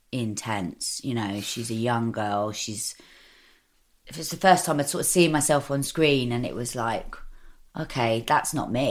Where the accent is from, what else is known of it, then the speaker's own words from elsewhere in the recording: Camden, London, United Kingdom; I love London. It's, you know, I was born in Camden. I'm an East London girl, really.